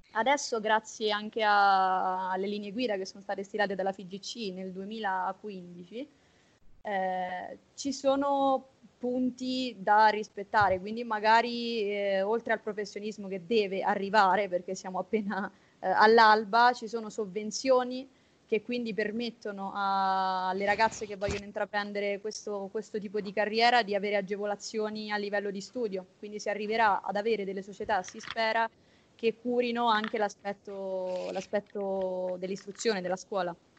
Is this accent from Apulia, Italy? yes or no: no; Abruzzo, Italy; also born or lived in Rome; studio a Roma pur essendo abruzzese